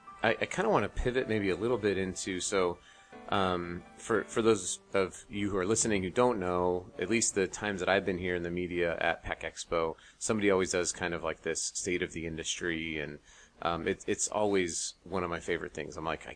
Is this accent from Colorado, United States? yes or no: yes; Colorado, United States; also born or lived in Utah; You know, I'm from Colorado and Utah.